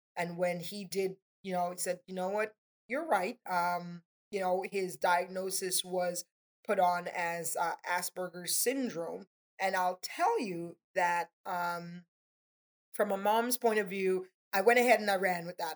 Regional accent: Tobago, Trinidad & Tobago; now in Palm Beach, United States; I'm from Trinidad and Tobago, a little bit of an mm. accent there.

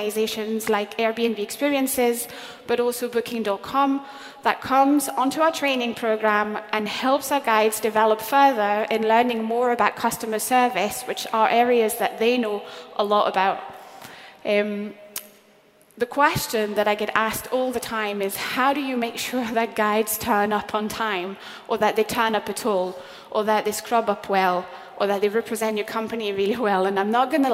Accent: France; now in Scotland, United Kingdom; my home country, France.

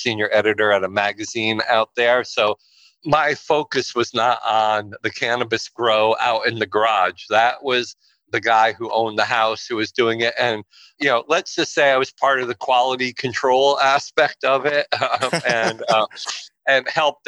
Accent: Pawling, New York, United States; moved away as an adult; also born or lived in Los Angeles, California; New York is where I grew up in Pawling, and I moved back there

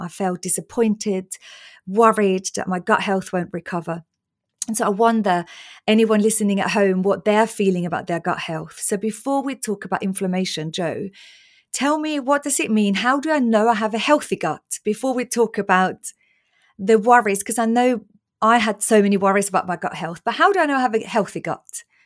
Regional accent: Austria; moved away; growing up in Austria on salami sandwiches and loads of bread

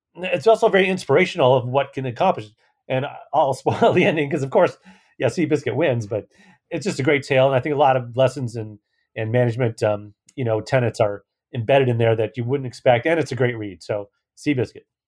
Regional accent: San Francisco, California, United States; San Francisco, obviously my hometown

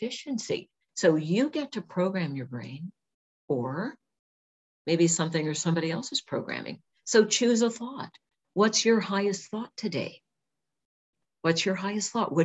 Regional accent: California, United States; moved away as an adult; also born or lived in Washington; I'm from California, and I wasn't used to the dark, rainy, cold.

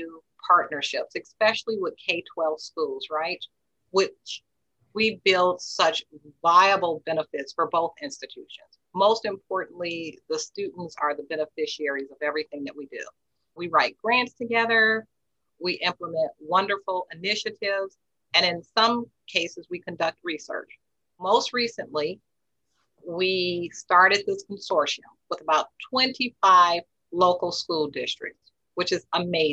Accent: Chicago, Illinois, United States; I'm not from the West Side. I grew up on the South Side of Chicago

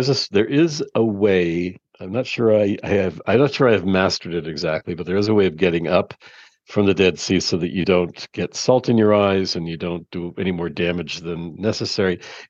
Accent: Toronto, Ontario, Canada; moved away; I'm from Toronto originally

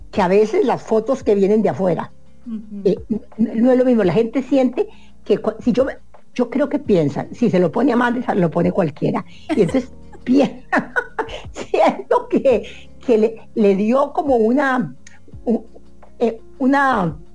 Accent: Costa Rica; se, enteran que, que, vos sos costarricense y entonces ellos, el mismo sistema pone a la gente costarricense a verde

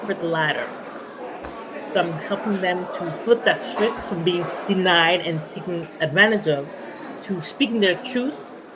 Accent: Canada; I am Canadian.

